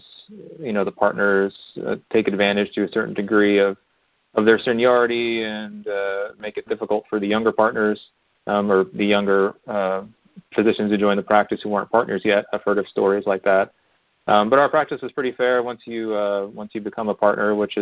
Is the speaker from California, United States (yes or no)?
no; Pennsylvania, United States; we're from not Pittsburgh area, but we're from Pennsylvania.